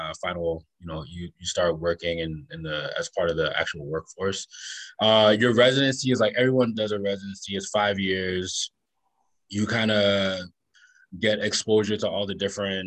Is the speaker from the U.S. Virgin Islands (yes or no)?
yes; Charlotte Amalie, U.S. Virgin Islands; moved away as an adult; also born or lived in Washington, D.C.; I grew up in St. Thomas in the Virgin Islands